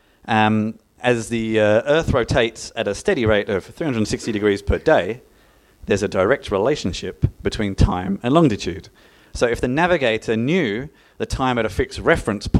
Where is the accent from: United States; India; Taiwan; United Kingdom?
United Kingdom; London; now in Melbourne, Australia; I originally hail from Greenwich in London, which is where time comes from.